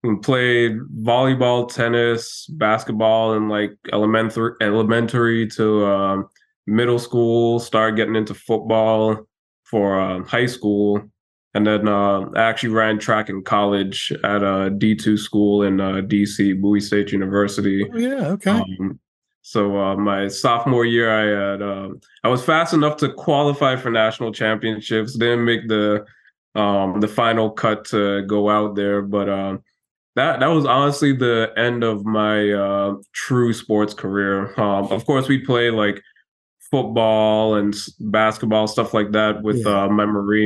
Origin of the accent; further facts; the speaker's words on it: U.S. Virgin Islands; it's going to be tough, but I'm also from the Virgin Islands, so it'll be a little bit easier than most folks.